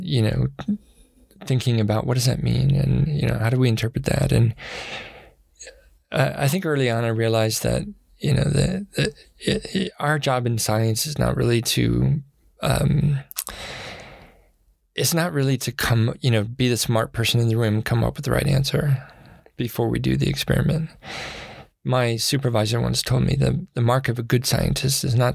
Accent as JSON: {"language": "English", "town": "Jackson", "region": "Wyoming", "country": "United States", "tie": "born or raised there", "also_born_or_lived": "Western Nebraska", "moved": "yes", "lives_now": "Boulder, United States", "said": "growing up in Wyoming. I mean, when we lived in Jackson Hole, Wyoming"}